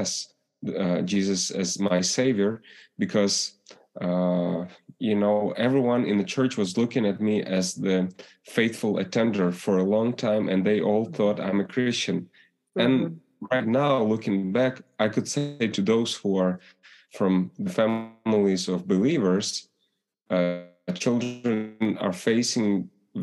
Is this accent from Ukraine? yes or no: yes; Ukraine; English is a second language; moved away as an adult